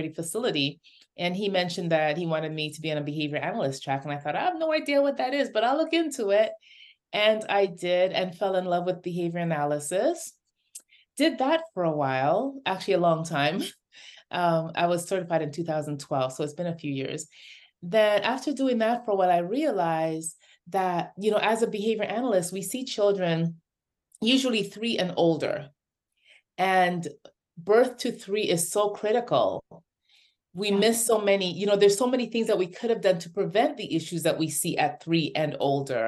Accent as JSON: {"language": "English", "town": "Toronto", "region": "Ontario", "country": "Canada", "moved": "as an adult", "lives_now": "United States", "said": "growing up in Toronto, Canada"}